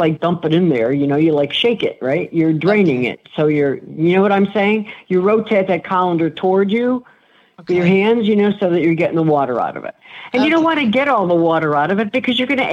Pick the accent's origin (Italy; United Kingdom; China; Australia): Italy; northern Italy; I'm from Northern Italy